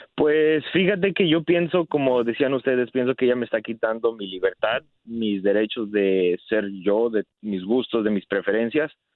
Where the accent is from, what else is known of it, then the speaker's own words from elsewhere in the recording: Mexico; yo soy de México